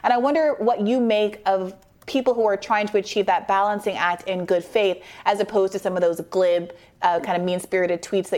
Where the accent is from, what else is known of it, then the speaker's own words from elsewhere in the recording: Saudi Arabia; Although I grew up in Saudi Arabia, and I do remember the National Geographics being blocked out in the grocery store.